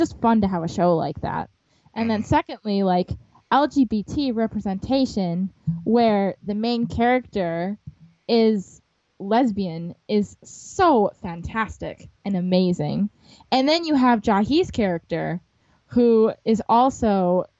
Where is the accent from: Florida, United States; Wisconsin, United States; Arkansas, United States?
Wisconsin, United States; my home state of Wisconsin